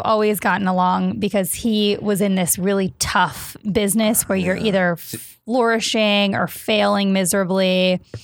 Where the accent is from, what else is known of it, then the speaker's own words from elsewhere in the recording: Stoughton, Wisconsin, United States; moved away as an adult; also born or lived in Minneapolis / Chicago; I grew up in Wisconsin and then I went to school in Minneapolis.